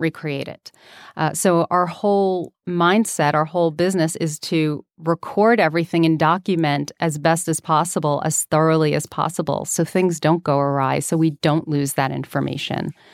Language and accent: English; New York City, New York, United States; growing up in New York City?